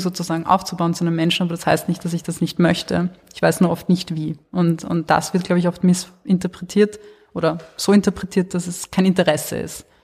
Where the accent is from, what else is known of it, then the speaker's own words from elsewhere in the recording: Wiener Neustadt, Lower Austria, Austria; da wo ich aufgewachsen bin, in Wiener Neustadt und Umgebung